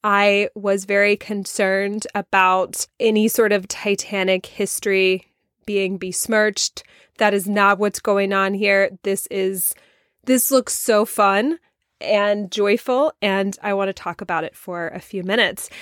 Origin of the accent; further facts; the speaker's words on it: the South, United States; accent: southern; my southern accent coming out a little bit